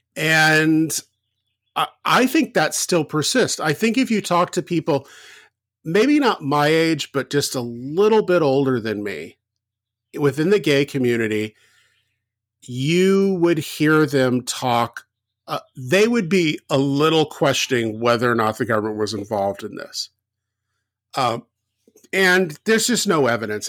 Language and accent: English; the South, United States; moved away; when I grew up in the South